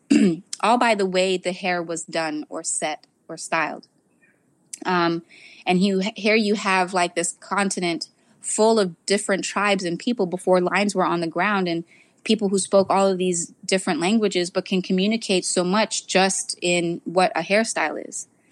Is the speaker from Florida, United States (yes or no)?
yes; South Florida, United States; I grew up in South Florida